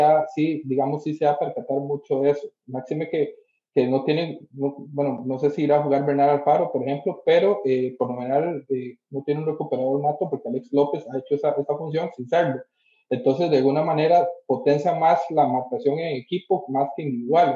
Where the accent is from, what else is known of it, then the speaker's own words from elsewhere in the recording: Costa Rica; yo soy de Costa Rica